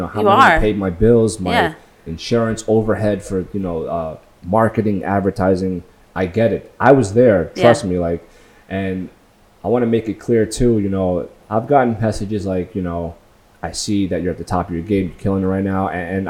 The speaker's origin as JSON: {"language": "English", "town": "Long Beach", "region": "California", "country": "United States", "tie": "born or raised there", "said": "I went back to my hometown, Long Beach, just to watch the sunrise"}